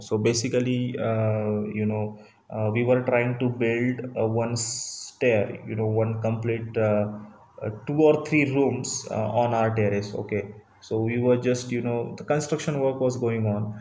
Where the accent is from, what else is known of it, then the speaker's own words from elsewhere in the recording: Marathi medium background, Maharashtra, India; English is a second language; I'm from Marathi medium student. I'm from Marathi medium background. Purely in my family also, only I'm the person who can speak English